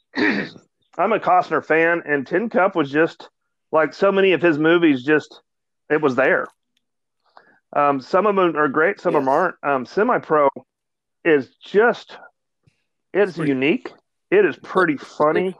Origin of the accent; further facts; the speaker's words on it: Dallas, Texas, United States; I'm from Dallas